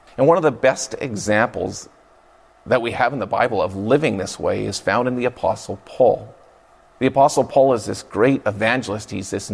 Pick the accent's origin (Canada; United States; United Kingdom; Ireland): Canada; Fraser Valley, British Columbia; I grew up in the Fraser Valley of British Columbia